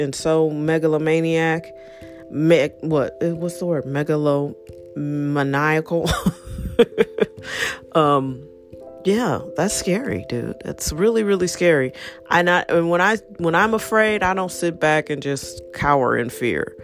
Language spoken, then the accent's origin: English; United States; me being an American